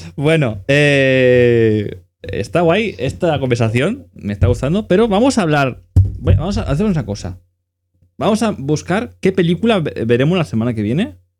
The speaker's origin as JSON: {"language": "Spanish", "region": "Catalonia", "country": "Spain", "said": "mi pueblo tenemos, somos el segundo pueblo con el agua más cara de toda Cataluña"}